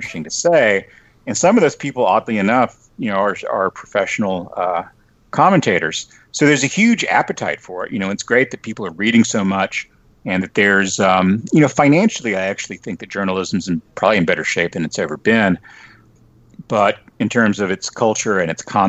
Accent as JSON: {"language": "English", "town": "Lubbock", "region": "Texas", "country": "United States", "tie": "born or raised there", "also_born_or_lived": "New York", "moved": "yes", "said": "I grew up in Lubbock"}